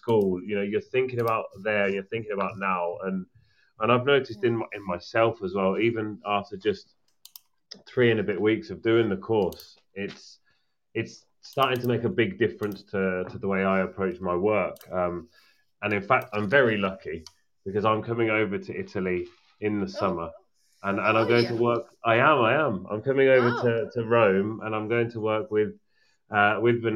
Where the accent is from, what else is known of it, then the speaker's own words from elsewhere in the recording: United Kingdom; As a British person